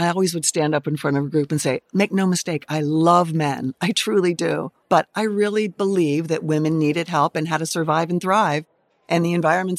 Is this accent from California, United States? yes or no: no; Pittsburgh, Pennsylvania, United States; I grew up in Pittsburgh, went to Penn State.